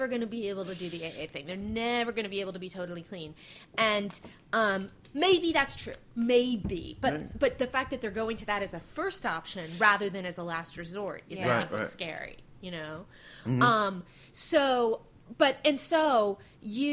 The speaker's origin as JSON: {"language": "English", "area": "Marin", "region": "California", "country": "United States", "tie": "born or raised there", "also_born_or_lived": "San Francisco", "said": "My hometown"}